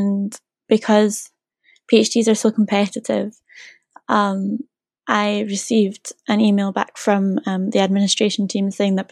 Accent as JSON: {"language": "English", "region": "Scotland", "country": "United Kingdom", "moved": "as an adult", "lives_now": "Norwich, United Kingdom", "said": "I'm from Scotland"}